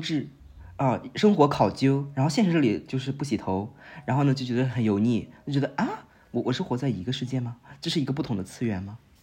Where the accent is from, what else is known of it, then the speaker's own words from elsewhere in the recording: northern China, China; moved away as an adult; now in Shanghai, China; 我作为北方人啊，我在上海待了大概半年左右